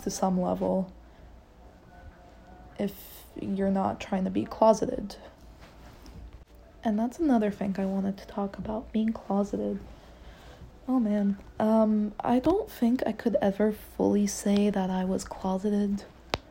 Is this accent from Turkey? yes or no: no; Egypt; moved away; I'm Egyptian, I'm from Egypt.